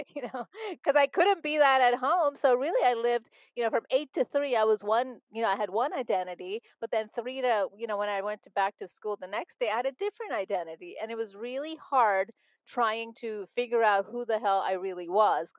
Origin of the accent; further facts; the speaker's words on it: Montreal, Quebec, Canada; growing up in Montreal, Canada